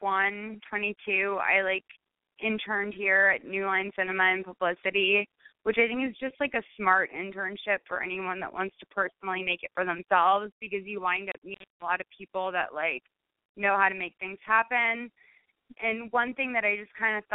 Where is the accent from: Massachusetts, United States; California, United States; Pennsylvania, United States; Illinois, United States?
Massachusetts, United States; Lexington; also born or lived in Cambridge, Massachusetts; I was born in Lexington, which is like just, you know, it's outside, it's like Revolutionary War, Lexington, Cambridge, that area. So it was like very, like, it was super gay. Like, it's like a super gay upbringing.